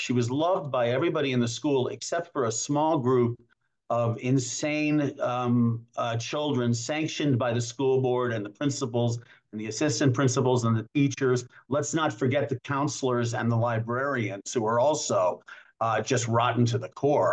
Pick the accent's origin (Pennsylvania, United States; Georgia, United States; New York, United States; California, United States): New York, United States; now in Asheville, United States; I'm from New York